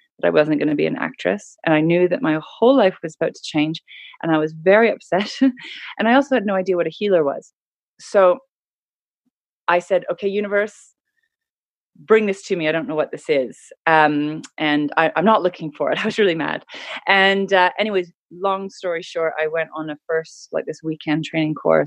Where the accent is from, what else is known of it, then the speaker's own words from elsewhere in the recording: Canada; So I grew up in Canada in a really beautiful part of the world